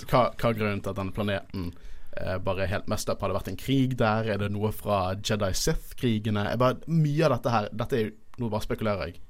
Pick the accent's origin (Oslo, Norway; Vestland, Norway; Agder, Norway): Vestland, Norway; Bergen; vi er fra Bergen